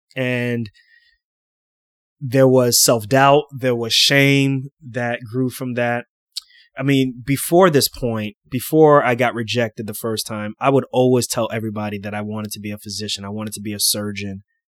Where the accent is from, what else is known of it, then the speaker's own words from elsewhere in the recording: New York City, New York, United States; I grew up in Queens, New York, a place called Lefrac City